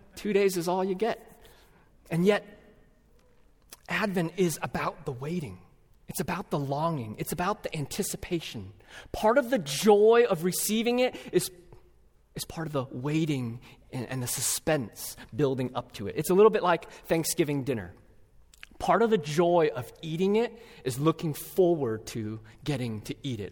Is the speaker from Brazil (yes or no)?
no; California, United States; now in Twin Cities, United States; my home state of California